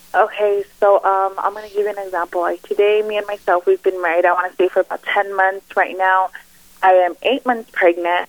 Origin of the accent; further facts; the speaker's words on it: El Paso, Texas, United States; I'm from El Paso, Texas. So you know, I was brought up in a real close knit family